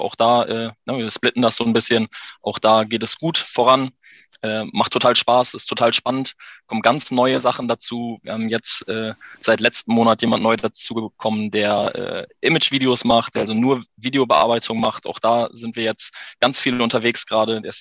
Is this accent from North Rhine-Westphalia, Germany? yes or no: no; Haren, Lower Saxony, Germany; bin 33, komme aus Haaren an der Ems, bin ein äh, waschechter Emsländer, geboren in Haaren